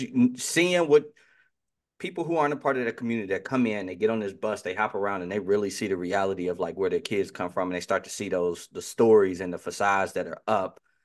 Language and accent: English; near Chicago, Illinois, United States; growing up near Chicago